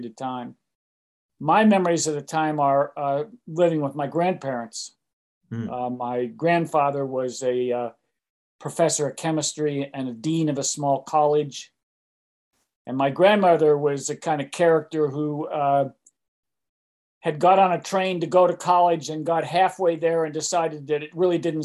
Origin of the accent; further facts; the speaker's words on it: Pittsburgh, Pennsylvania, United States; moved away as an adult; also born or lived in Massachusetts / New York City / West Coast; I was born in Pittsburgh, Pennsylvania